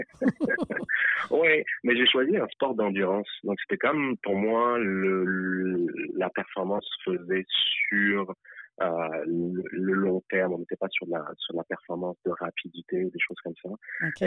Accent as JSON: {"language": "French", "country": "France", "tie": "born or raised there", "moved": "as an adult", "lives_now": "Montreal, Canada", "said": "je suis né en France"}